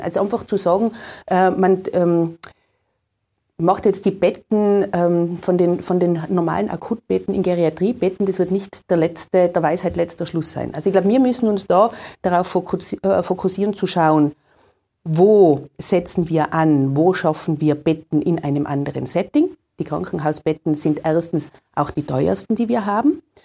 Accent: Tyrol, Austria; bei uns in Tirol

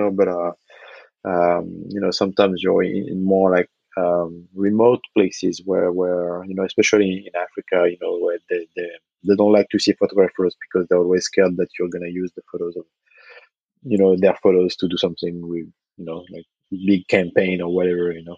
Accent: Nantes, Pays de la Loire, France; I was working in a basketball store in my hometown, uh, mm-hmm. Nantes, on the west coast of France

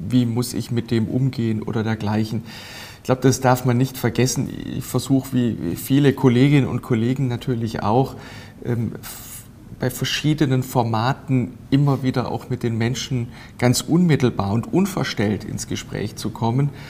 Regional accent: Bad Säckingen, Baden-Württemberg, Germany; born there; now in Donaueschingen, Germany; Das ist sowohl in meiner Geburtsstadt äh, Bad Säckingen als auch in meinem Wohnort Donaueschingen als auch praktisch in meinem ganzen Wahlkreis ein großes Thema.

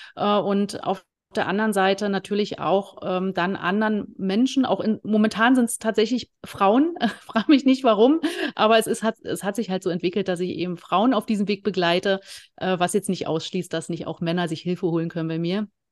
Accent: former East Germany, Germany; ich komme äh, aus dem Leistungssport, äh, aus der ehemaligen DDR. Ich habe äh, Leichtathletik und Eisschnelllauf gemacht

